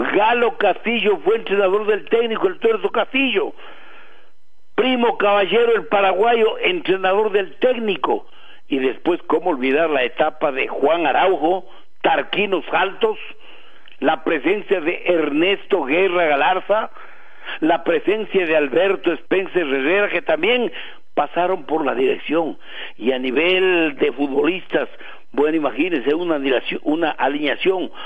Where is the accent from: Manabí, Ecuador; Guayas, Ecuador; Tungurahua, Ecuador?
Tungurahua, Ecuador; en nuestra provincia de Tunguragua